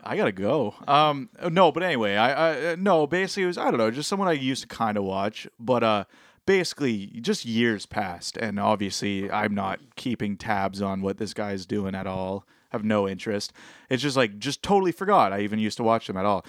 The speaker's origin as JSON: {"language": "English", "region": "Ontario", "country": "Canada", "said": "we're from Ontario"}